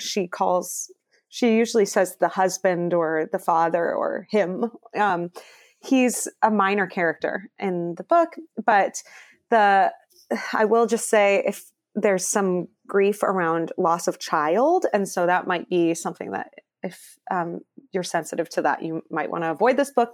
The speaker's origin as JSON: {"language": "English", "town": "Cleveland", "region": "Ohio", "country": "United States", "said": "I am from Cleveland"}